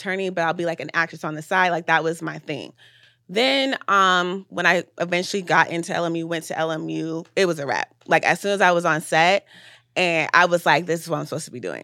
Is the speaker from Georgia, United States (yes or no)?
yes; Atlanta, Georgia, United States; I was born in Atlanta